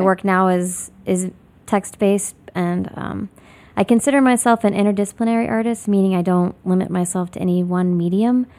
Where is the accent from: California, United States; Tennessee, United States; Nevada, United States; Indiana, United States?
Indiana, United States; Lafayette; moved away as an adult; also born or lived in Bloomington, Indiana / New York City; now in Chicago, United States; I'm originally from Lafayette, Indiana